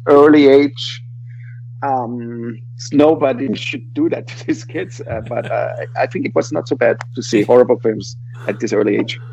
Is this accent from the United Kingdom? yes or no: no; Vienna, Austria; English is a second language; I am from Vienna